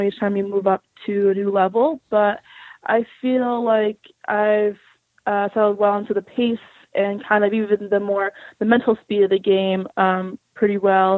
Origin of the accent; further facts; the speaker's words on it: Orlando, Florida, United States; moved away as an adult; I grew up in Florida, like Orlando, Florida, specifically